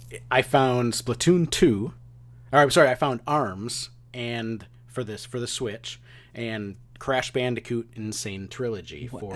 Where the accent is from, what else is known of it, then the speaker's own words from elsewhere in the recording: Midwest, United States; now in East Coast, United States; And it seems like it was more widely known here on the East Coast than it was certainly when I was growing up in the Midwest.